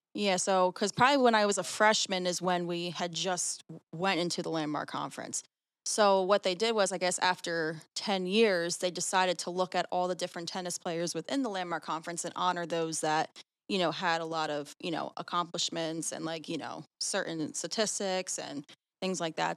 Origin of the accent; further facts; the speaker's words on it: Sewell, New Jersey, United States; I'm from Sewell, New Jersey